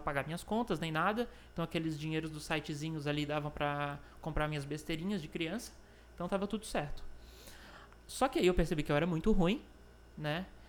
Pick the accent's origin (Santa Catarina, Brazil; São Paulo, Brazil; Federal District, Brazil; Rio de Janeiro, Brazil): Santa Catarina, Brazil; Florianópolis; é um jovem manezinho, nasci em Florianópolis